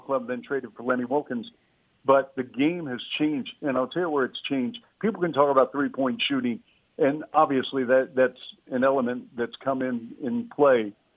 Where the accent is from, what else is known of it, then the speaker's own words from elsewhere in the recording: Seattle, Washington, United States; I grew up in Seattle